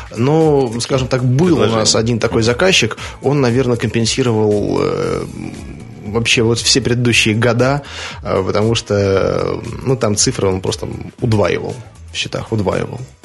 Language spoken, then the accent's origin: Russian; Saint Petersburg, Russia; Я родился 1 мая 1985 года в городе Ленинграде